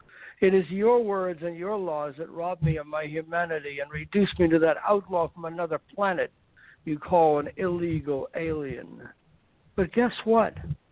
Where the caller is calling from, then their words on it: Los Angeles, California, United States; L.A., from Brentwood.